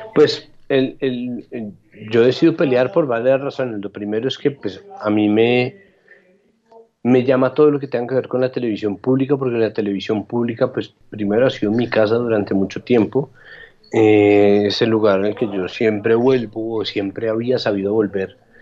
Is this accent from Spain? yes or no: no; Bogotá, Colombia; Yo en eso sí soy un rolo de lo más convencional